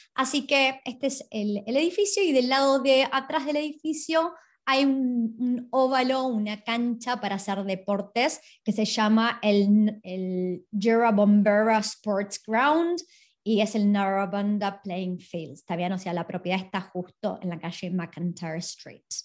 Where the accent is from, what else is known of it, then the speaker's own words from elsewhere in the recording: Argentina; now in Australia; yo soy de Argentina